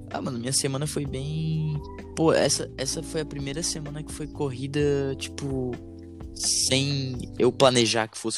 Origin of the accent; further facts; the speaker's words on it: Florianópolis, Santa Catarina, Brazil; eu sou um, tomara Deus, futuro trapstar. agora começando a trabalhar com meu pai. E eu sou daqui de, de Floripa, sempre morei por aqui, pá.